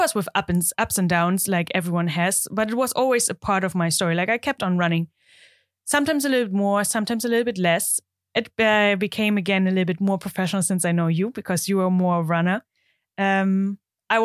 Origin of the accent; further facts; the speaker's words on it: East Germany, Germany; English is a second language; now in Netherlands; I think you can hear I'm not Dutch. I'm German. I'm born and raised in Germany, in the east of Germany, in a small town there.